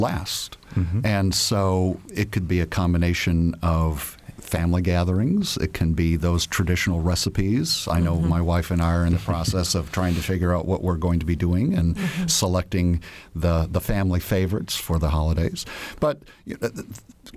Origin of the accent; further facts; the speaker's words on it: Grand Rapids, Michigan, United States; moved away; also born or lived in Indianapolis; I grew up in Grand Rapids, Michigan